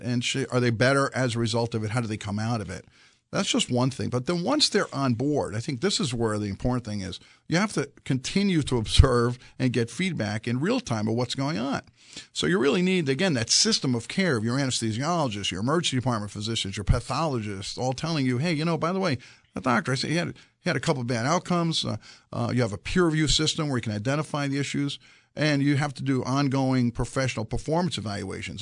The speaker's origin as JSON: {"language": "English", "town": "New York City", "region": "New York", "country": "United States", "tie": "born or raised there", "also_born_or_lived": "Mexico", "said": "I'm a son of Greek immigrants. I grew up in Brooklyn, New York"}